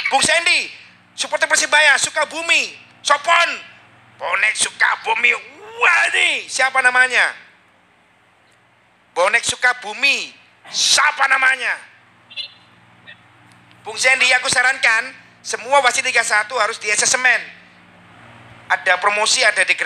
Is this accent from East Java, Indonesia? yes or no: yes; Surabaya, East Java, Indonesia; ini yang di Sukabumi, aku asli Surabaya